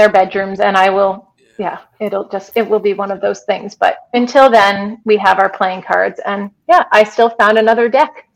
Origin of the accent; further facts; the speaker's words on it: United States; now in Canada; I have lived in Canada for almost 24 years. And I still don't have my Canadian citizenship. So I'm still an American